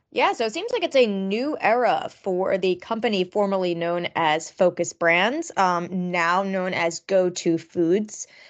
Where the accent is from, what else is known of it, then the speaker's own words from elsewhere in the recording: Long Island, New York, United States; I grew up on Long Island